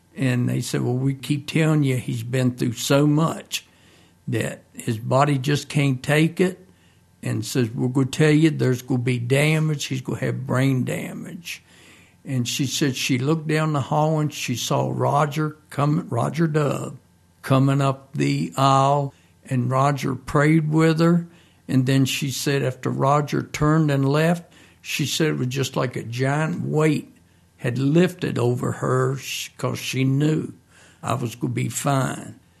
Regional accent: Mount Crawford, Virginia, United States; also born or lived in Grottoes, Virginia; I'm originally from Grados, and when I became five, we moved out in the country up Mount Crawford

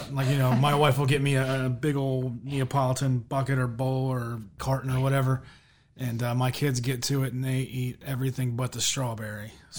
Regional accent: Cumberland, Maryland, United States; Yeah, I am actually from Western Maryland, good old Cumberland, Maryland. Back in the 70s and 80s, it was a booming little town. Today, not so much.

